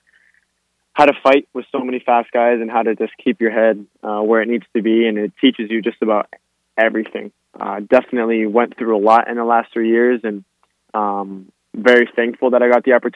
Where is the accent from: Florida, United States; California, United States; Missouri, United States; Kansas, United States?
Florida, United States; Miami; born or raised there